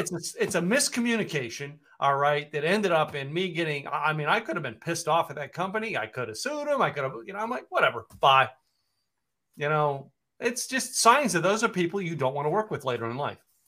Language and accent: English; Poconos, Pennsylvania, United States; moved away as an adult; also born or lived in Scranton, Pennsylvania; now in Dallas, United States; I grew up in the Poconos